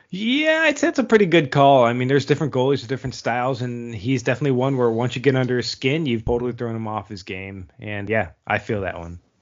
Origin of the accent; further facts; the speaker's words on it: Buffalo, New York, United States; Buffalo, my hometown team.